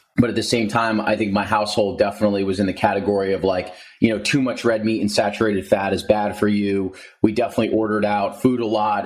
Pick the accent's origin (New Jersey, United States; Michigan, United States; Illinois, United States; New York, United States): New Jersey, United States; moved away as an adult; also born or lived in Princeton, New Jersey; now in San Diego, United States; I'm from New Jersey. So I was living at home with my parents in New Jersey